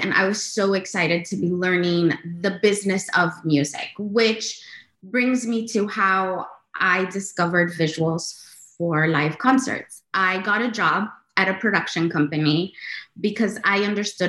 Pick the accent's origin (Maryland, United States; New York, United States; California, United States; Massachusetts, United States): California, United States; Los Angeles; as a Latina girl growing up in Los Angeles